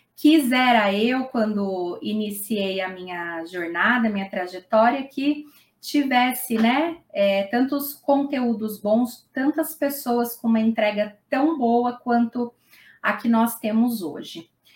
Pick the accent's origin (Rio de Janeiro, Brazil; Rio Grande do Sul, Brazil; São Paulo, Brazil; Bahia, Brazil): São Paulo, Brazil; Mauá; Aqui no, no ABC, eu sou de Mauá